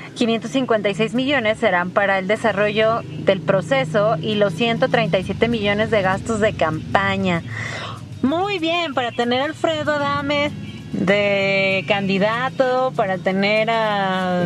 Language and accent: Spanish; Mexico; somos mexicanos